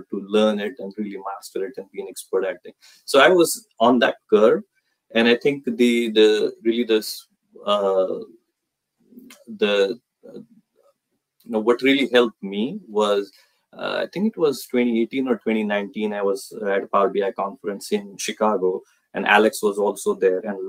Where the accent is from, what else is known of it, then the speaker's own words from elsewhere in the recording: India; moved away as an adult; now in United States; I was born and brought up in India, so that's why cricket. I came to US in 2006